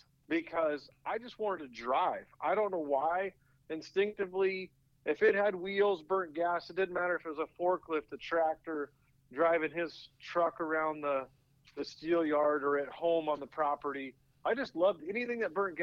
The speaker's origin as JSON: {"language": "English", "town": "Portland", "region": "Oregon", "country": "United States", "tie": "born or raised there", "said": "I grew up in the Northwest, so certainly not the NASCAR capital by any means in the U.S"}